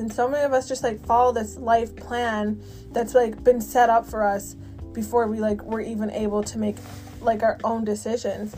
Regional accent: Canada; I'm from Canada.

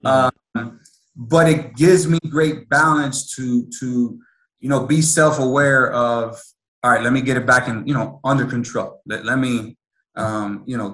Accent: Miami, Florida, United States; Born and raised in Miami

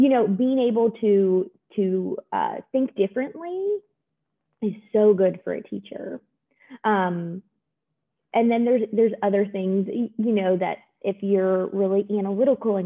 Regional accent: Maryland, United States; moved away as an adult; also born or lived in North Carolina; now in Georgia, United States; I grew up in Maryland

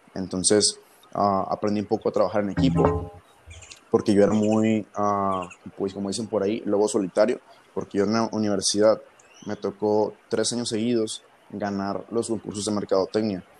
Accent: Ensenada, Baja California, Mexico; moved away as an adult; now in Monterrey, Mexico; tengo 22 años, soy de Ensenada, Baja California.

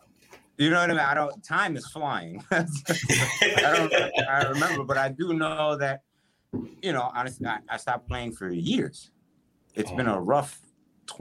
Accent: Westchester County, New York, United States; I'm from Westchester County, so I'm outside right. the city

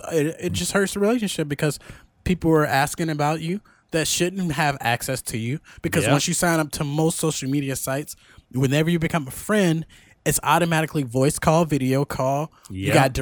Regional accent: Chicago, Illinois, United States; Bitch, I grew up in Cook County housing in Chicago, Illinois.

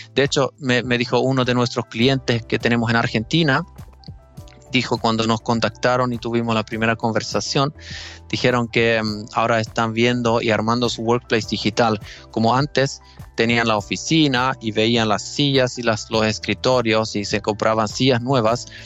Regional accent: Finland; accent: Finnish; Spanish is a second language; mi acento finlandés. Eh, todavía estoy mejorando mi español. En todo caso, sí, o sea, soy, soy finlandés

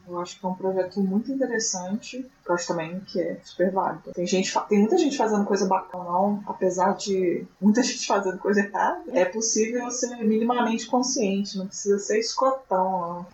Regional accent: Minas Gerais, Brazil; Eu sou de Minas Gerais

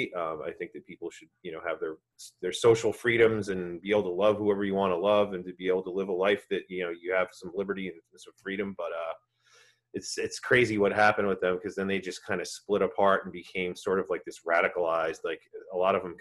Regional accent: New Jersey, United States; I'm born and raised in New Jersey

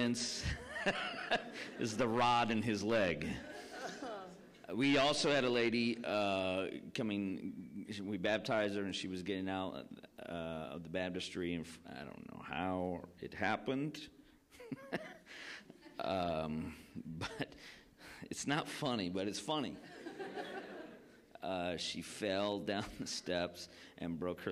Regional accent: Rockford, Illinois, United States; also born or lived in Columbia, South Carolina; I was born in South Carolina. My parents were church planters in Columbia, South Carolina. That's where I was born. But when I was three, we moved to Rockford, Illinois

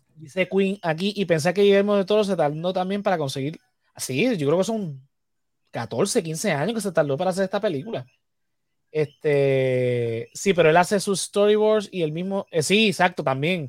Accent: Puerto Rico

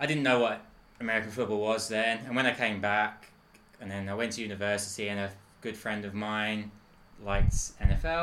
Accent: England, United Kingdom; moved away; An Englishman. I'm an Englishman, a proud Englishman.

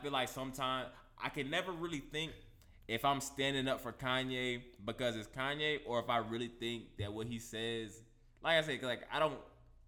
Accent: Tennessee, United States; I'm from Tennessee

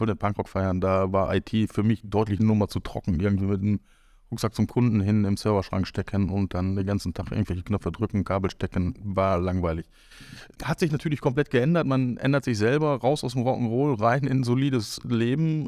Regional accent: Northern Germany, Germany; now in Cologne, Germany; Ich bin quasi das klassische Nordlicht und am Ende dann doch in Köln gestrandet

